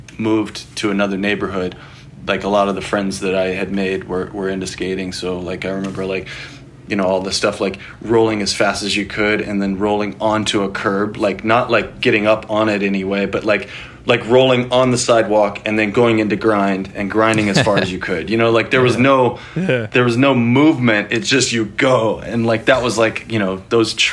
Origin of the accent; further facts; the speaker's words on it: Anchorage, Alaska, United States; also born or lived in Mississippi; So I was raised in Anchorage, Alaska. I was born up there. I moved around a lot when I was younger.